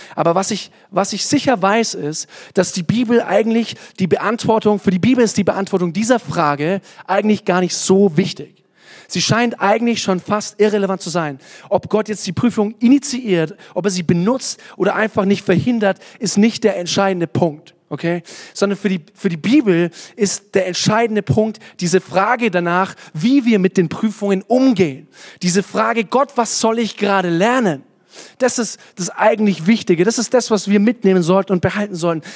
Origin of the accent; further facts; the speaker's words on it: Kottensdorf, Bavaria, Germany; dass es zu viel Spatzen in Kottensdorf gibt, das ist schon eine Menge, da wo ich herkomme